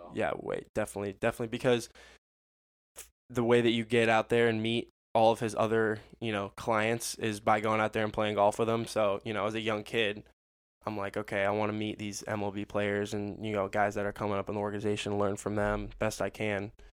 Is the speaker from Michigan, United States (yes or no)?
no; Orlando, Florida, United States; I was born in Orlando because that's where they were living after going to UCF.